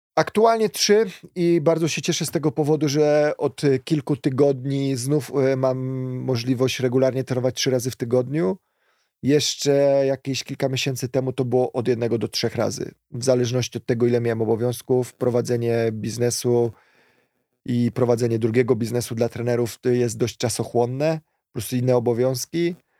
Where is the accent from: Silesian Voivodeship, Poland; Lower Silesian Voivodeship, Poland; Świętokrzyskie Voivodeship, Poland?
Świętokrzyskie Voivodeship, Poland; Kielce; w pobliżu miejsca zamieszkania mieliśmy niedaleko tutaj zalew w Kielcach